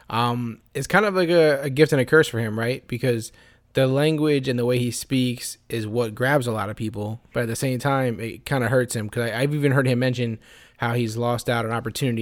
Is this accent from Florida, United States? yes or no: yes; Florida, United States; I'm from Florida